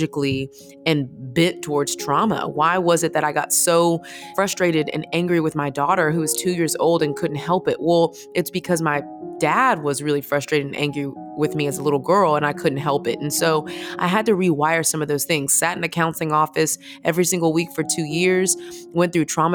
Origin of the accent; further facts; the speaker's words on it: Houston, Texas, United States; I'm originally from Houston, Texas, which kind of is the most important thing about me